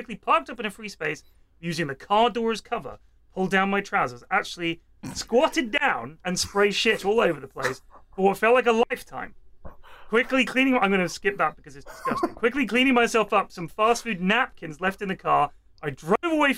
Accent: Bournemouth, South West England, United Kingdom; we just moved to Westbourne, which is where I grew up in Bournemouth.

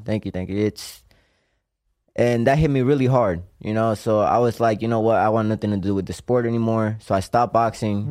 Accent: Puerto Rico; moved away; I'm from Cope Alto, Puerto Rico

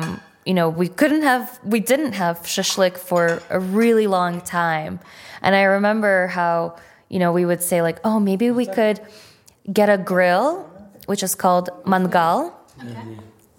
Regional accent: New York City, New York, United States; also born or lived in Fergana, Uzbekistan; So when we moved to Flushing, Flushing is, you know, predominantly Asian, and I grew up in, surrounded by a lot of Koreans. My best friends are Korean.

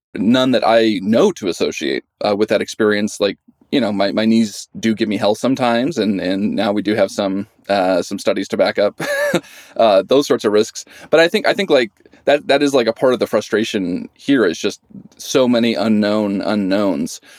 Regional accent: Idaho, United States; moved away as an adult; I grew up in Idaho

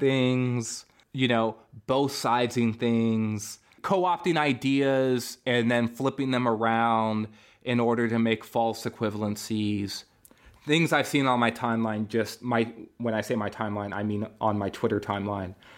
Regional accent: California, United States; born in California

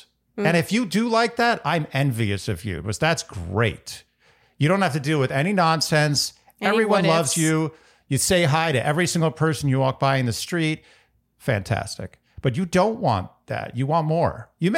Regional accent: New York City, New York, United States; I was born and raised in Manhattan

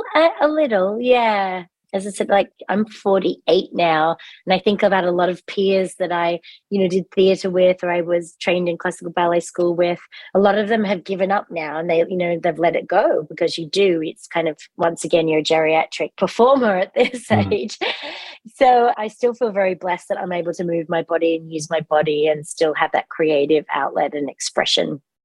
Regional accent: Australia; accent: Australian; moved away as an adult; also born or lived in England / London; now in United States; I was born in England, but grew up in Australia.

